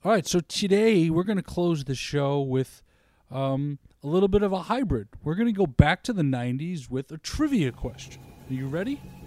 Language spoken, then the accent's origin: English; New York, United States; growing up in New York